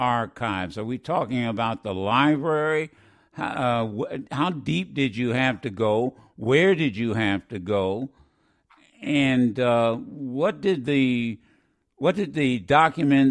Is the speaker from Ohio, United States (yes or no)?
yes; Dayton, Ohio, United States; I'm a fellow Buckeye, Dayton, Ohio, born and reared